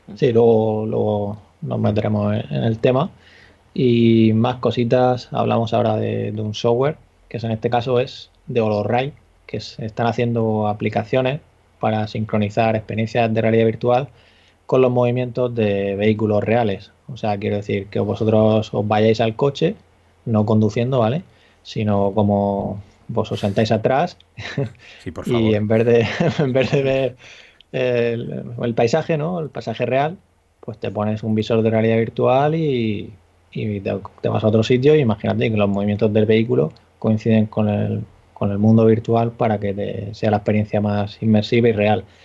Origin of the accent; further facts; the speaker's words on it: Murcia, Region of Murcia, Spain; soy de Murcia